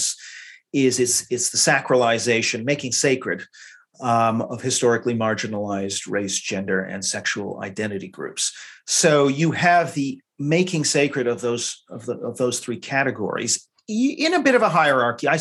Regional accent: Canada; now in London, United Kingdom; being Canadian

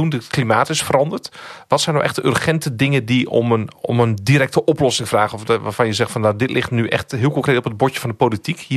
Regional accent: Netherlands

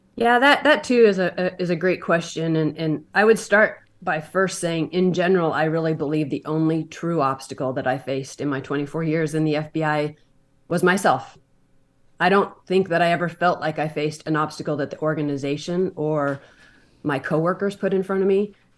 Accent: Montana, United States; I grew up in Montana, a small town

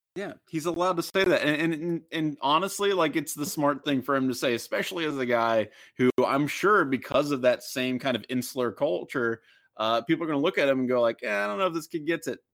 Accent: Ohio, United States; I'm from Ohio

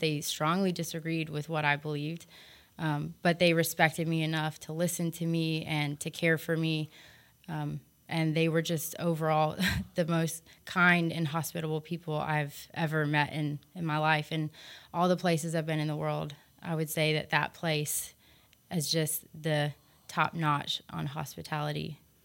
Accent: United States; moved away; I was from America

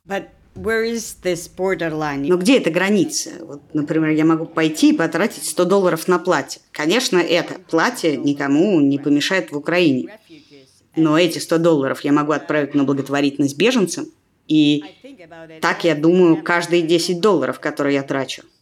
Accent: Russia; я родилась и выросла в России

